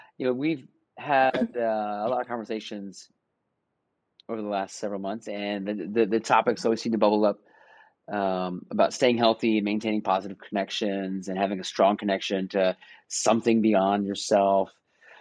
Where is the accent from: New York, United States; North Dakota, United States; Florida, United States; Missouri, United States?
Florida, United States; moved away as an adult; We're both from Florida